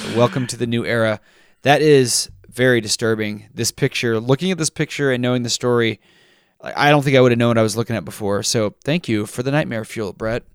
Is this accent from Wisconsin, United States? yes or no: no; Texas, United States; I grew up in Texas